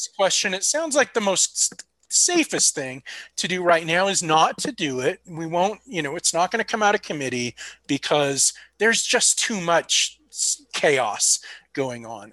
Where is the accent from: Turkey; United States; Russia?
United States; California; moved away; It is my my home state technically